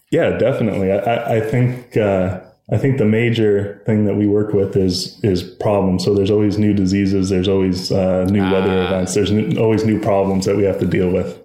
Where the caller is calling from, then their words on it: Pierpont, Ohio, United States; I'm calling from beautiful Pierpont, Ohio. It's in rural Northeast Ohio by Pennsylvania and Lake Erie.